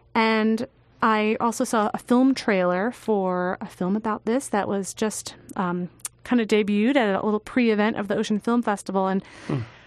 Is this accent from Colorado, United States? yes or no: no; Long Island, New York, United States; I grew up on Long Island